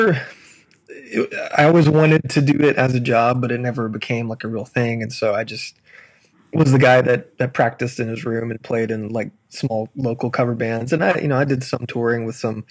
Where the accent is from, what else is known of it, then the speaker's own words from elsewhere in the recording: Sparta, United States; I grew up in a little town called Sparta, which is this tiny little town